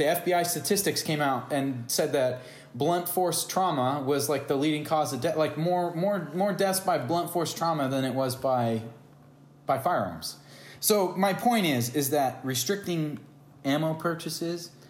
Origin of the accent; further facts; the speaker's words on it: United States; also born or lived in California; I'm an American